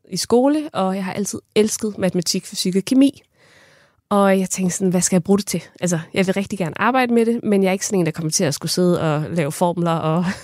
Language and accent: Danish; Kerteminde, Southern Denmark, Denmark; jeg kommer fra Katteminde